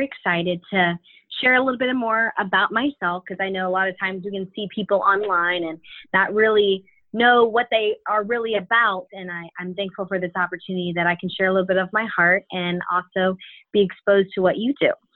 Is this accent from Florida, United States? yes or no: yes; Tallahassee, Florida, United States; moved away as an adult; now in Terre Haute, United States; I'm a Tallahassee lassie.